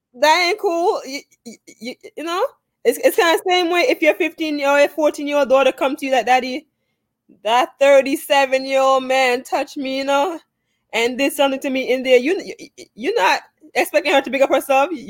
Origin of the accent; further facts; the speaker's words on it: Jamaica; also born or lived in Bronx, New York, United States; now in United States; I was born in Jamaica and stuff like that. I did um also attend school here in the States and as Brooks know, I used to live in the Bronx too